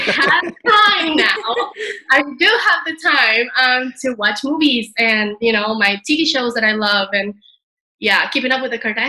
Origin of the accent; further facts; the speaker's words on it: Venezuela; moved away as an adult; also born or lived in Canada; now in Madrid, Spain; I'm originally from Venezuela, and then I went to Canada to study, and now I'm living in Madrid, Spain